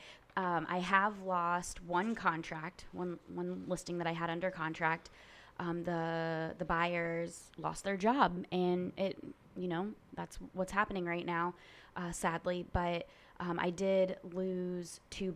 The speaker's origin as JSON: {"language": "English", "town": "Naples", "region": "Florida", "country": "United States", "tie": "born or raised there", "said": "I am a seventh-generation Floridian. I actually was born and raised in Naples, so I am native to this area"}